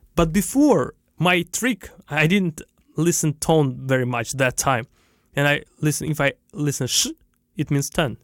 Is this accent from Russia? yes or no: yes; Russia; accent: Russian; English is a second language; also born or lived in Guangzhou, China; now in China; I start to speak with my Russian accent in English